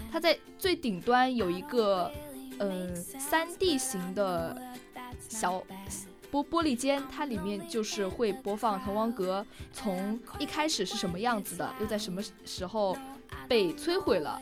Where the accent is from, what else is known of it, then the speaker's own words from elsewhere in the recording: Wenzhou, Zhejiang, China; 我跟我室友都来自浙江温州